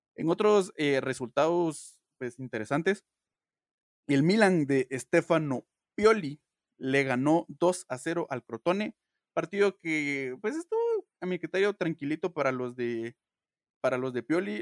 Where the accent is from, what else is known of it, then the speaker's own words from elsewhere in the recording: Guatemala; todos somos guatemaltecos